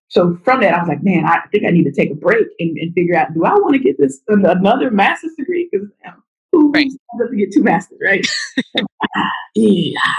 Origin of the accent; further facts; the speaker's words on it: Waco, Texas, United States; moved away; my hometown of Waco, Texas.